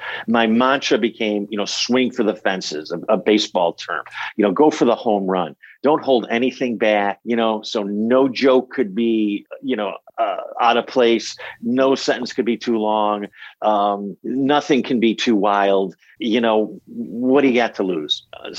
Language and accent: English; Buffalo, New York, United States; Franz Stryker was from my hometown of Buffalo, New York.